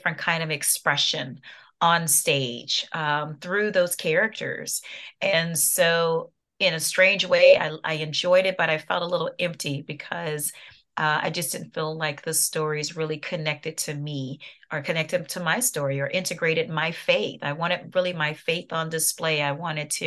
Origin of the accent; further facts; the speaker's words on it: New Orleans, Louisiana, United States; now in Atlanta, United States; I'm in Atlanta, Georgia. That's where we reside now. I'm originally from New Orleans, Louisiana